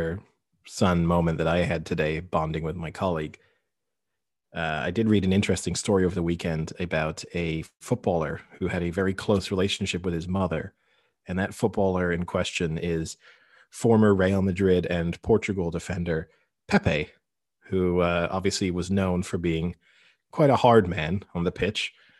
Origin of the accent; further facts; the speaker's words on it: United Kingdom; also born or lived in France; So I gave her the town that I was born in outside of Paris. And then she said, and where are you from? Like, what's your nationality? And I was like, well, I'm British.